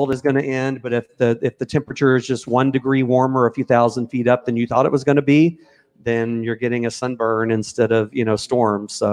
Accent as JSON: {"language": "English", "town": "Memphis", "region": "Tennessee", "country": "United States", "tie": "born or raised there", "said": "I grew up in Memphis, Tennessee"}